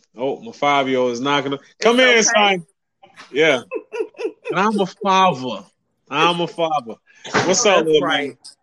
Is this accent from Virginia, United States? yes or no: yes; Virginia, United States; Oh, we're from VA.